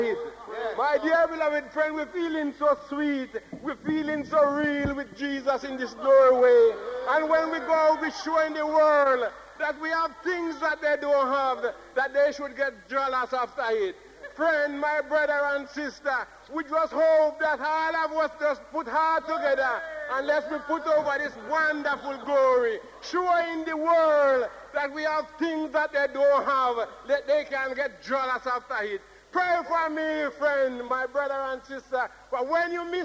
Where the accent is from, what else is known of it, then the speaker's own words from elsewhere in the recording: Jamaica; now in Derby, United Kingdom; We are Jamaican over in Derby.